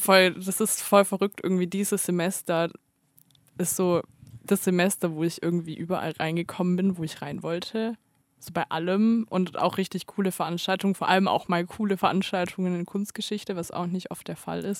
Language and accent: German; Stuttgart, Baden-Württemberg, Germany; now in Tübingen, Germany; als Stuttgarter